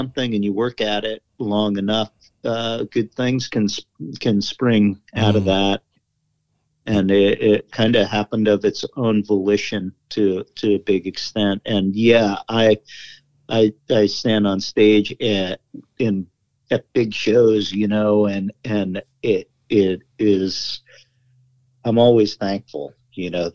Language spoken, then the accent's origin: English; East Coast, United States; moved away as an adult; also born or lived in Telluride, Colorado / Crested Butte, Colorado; when I came out from East Coast where I grew up